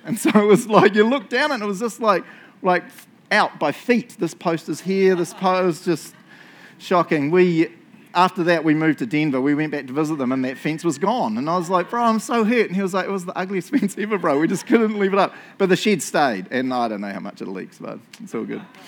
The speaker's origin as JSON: {"language": "English", "country": "New Zealand", "moved": "yes", "said": "I'm from New Zealand"}